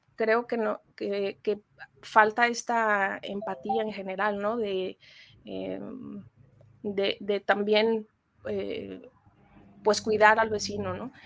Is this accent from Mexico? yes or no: yes; Mexico; como mexicanos